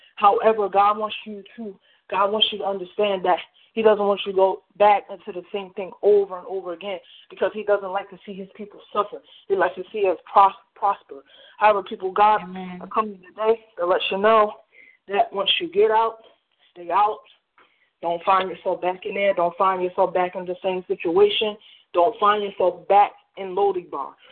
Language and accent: English; New Jersey, United States; I'm from New Jersey